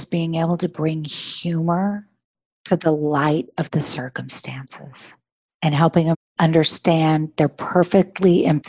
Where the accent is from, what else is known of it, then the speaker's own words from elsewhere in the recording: California, United States; I'm in Northern California. I'm from Orange County.